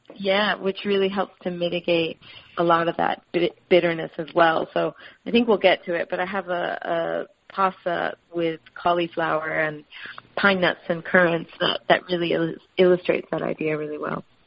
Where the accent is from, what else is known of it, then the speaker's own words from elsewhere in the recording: Miami, Florida, United States; now in Sydney, Australia; growing up in Miami, and we had a couple of citrus trees in the backyard